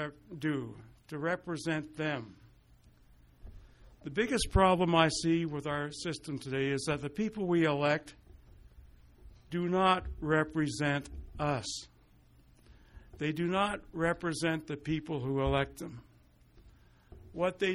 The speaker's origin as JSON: {"language": "English", "town": "Lethbridge", "region": "Alberta", "country": "Canada", "tie": "born or raised there", "also_born_or_lived": "Montreal", "moved": "yes", "lives_now": "Calgary, Canada", "said": "Growing up in Lethbridge, every year, November 11th, I, with thousands of other Lethbridgeites, would gather at the cenotaph"}